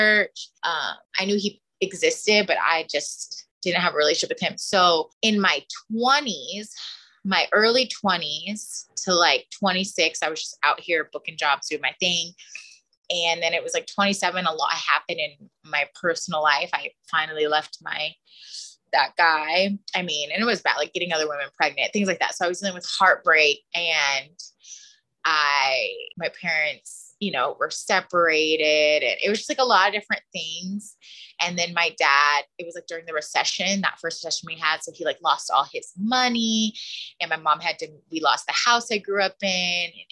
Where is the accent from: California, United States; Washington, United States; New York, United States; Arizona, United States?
California, United States; the Valley; I'm also from the Valley